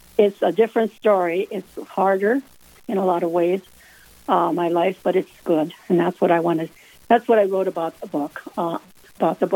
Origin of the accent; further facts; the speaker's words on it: Mott, North Dakota, United States; I'm from Mott, North Dakota.